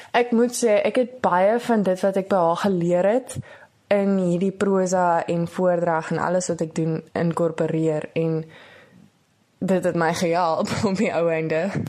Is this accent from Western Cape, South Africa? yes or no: yes; Porterville, Western Cape, South Africa; Ek is van Porterville. Ek is nou tans in Hoërskool Porterville in Graad 11.